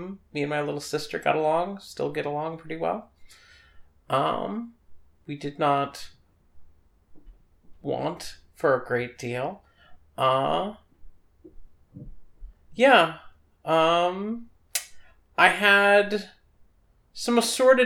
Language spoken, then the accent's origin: English; New York City, New York, United States; I grew up on the Upper East Side